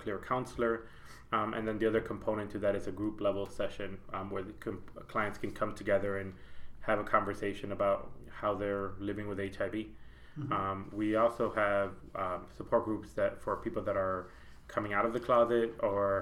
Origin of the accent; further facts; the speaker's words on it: Chicago, Illinois, United States; moved away as an adult; also born or lived in Puerto Rico; now in North Carolina, United States; I was born in Puerto Rico. And my parents moved to Chicago when I was 5 years old. So I am now 36. So Chicago's definitely was home